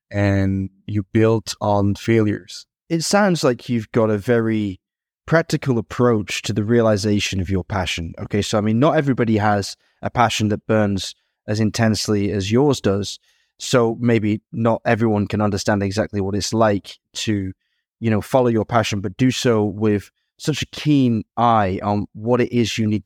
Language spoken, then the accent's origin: English; Montreal, Quebec, Canada; born and raised in Montreal.